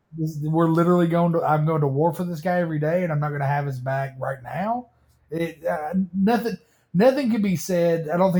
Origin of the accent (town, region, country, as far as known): Tennessee, United States; born or raised there